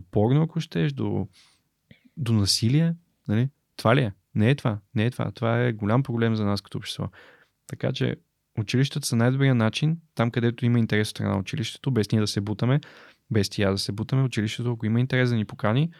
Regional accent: Bulgaria; съм българин

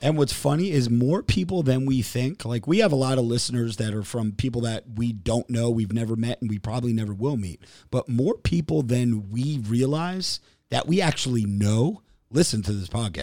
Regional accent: New Jersey, United States; I'm from Jersey

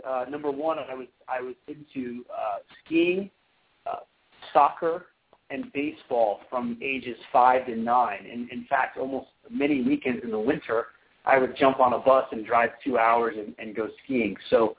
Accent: Colorado, United States; growing up in Colorado, not exactly a tennis hotbed.

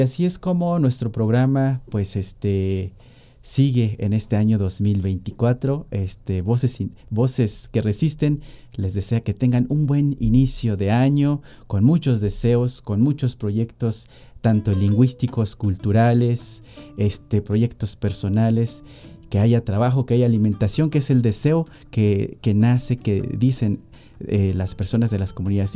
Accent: Tierra Colorada, Veracruz, Mexico; mi comunidad de Tierra Colorada, Tlachichilco, Veracruz

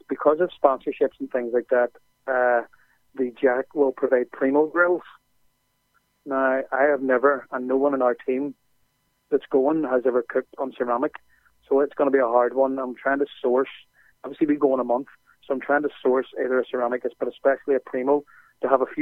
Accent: Ireland; also born or lived in Belfast; we're from Ireland

